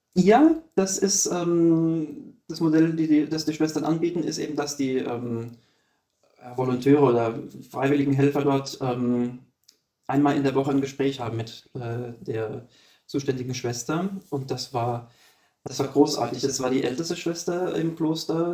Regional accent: Germany; moved away as an adult; bei uns in Deutschland

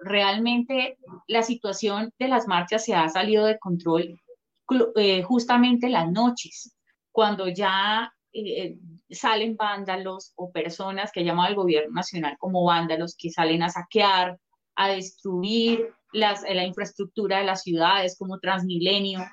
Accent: Colombia; nosotros como colombianos, ciudadanos

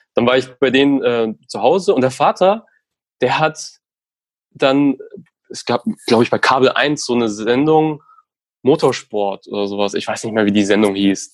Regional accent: Hof, Bavaria, Germany; bei einer Lokalzeitung gearbeitet in meiner Heimatstadt in Hof, ganz im Norden von Bayern

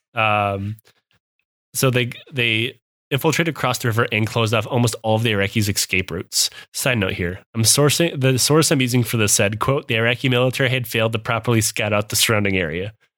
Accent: Midwest, United States; accent: Midwest; moved away; I am from the Midwest. I still s, even though I haven't lived there in over ten years, I still sound like I'm from the Midwest.

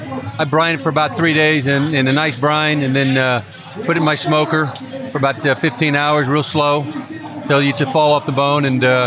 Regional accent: Georgia, United States; moved away as an adult; also born or lived in Utah; now in New Jersey, United States; I grew up in the South in Georgia, and then been in the East in New Jersey for the last 35 years.

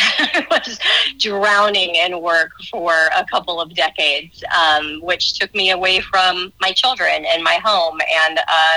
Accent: Texas, United States; also born or lived in New York / Arizona / Florida; So I would say I'm from Texas, although I think my parents would disagree with me on that, being from New York. Spent 17 years in Texas, basically being educated there

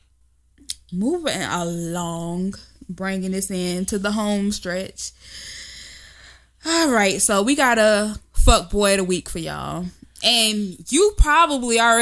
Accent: the South, United States; I'm from the South

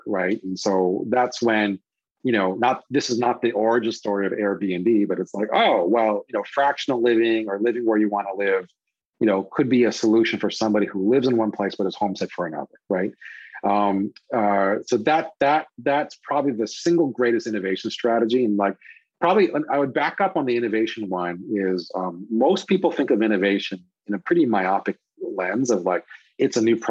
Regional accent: Hawaii, United States; now in Chicago, United States; having been born and raised in Hawaii, I love going back to Hawaii

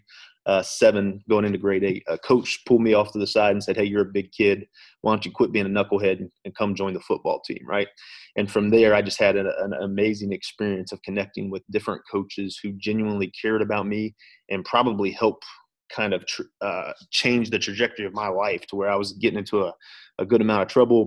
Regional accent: Ohio, United States; So I grew up in Ohio most of my life, right? I live in Ohio now.

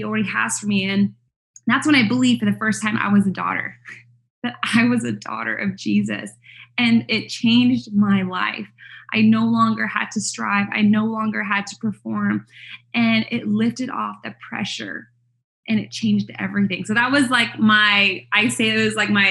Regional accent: Canada; moved away as an adult; now in United States; Canada, which is where I'm from. I'm not American. I married an American, so I live here in the States.

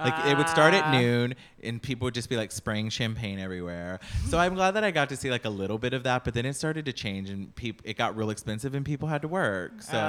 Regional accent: Texas, United States; born or raised there; moved away as an adult; now in New York, United States

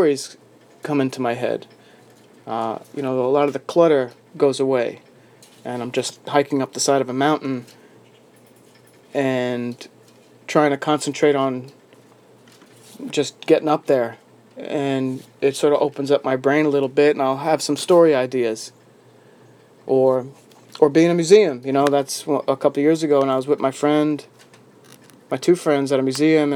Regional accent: New York City, New York, United States; being a New Yorker and working in New York City every day

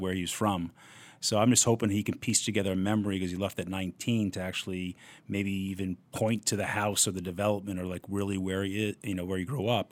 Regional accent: Port Washington, New York, United States; Port was a great place to grow up

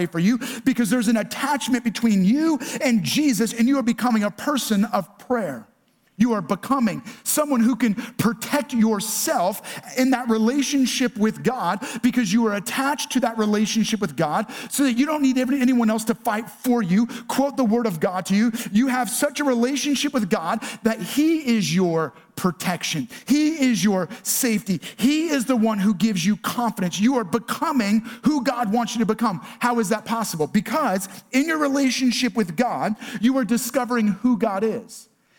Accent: New York, United States; accent: New York; For Laura and I, we're both originally from New York. And if you get us around New Yorkers, our accent comes back.

